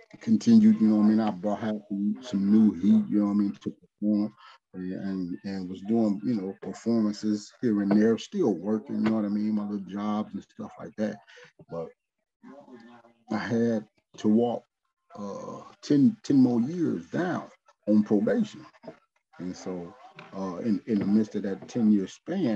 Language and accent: English; Midwest, United States; I'm from the Midwest.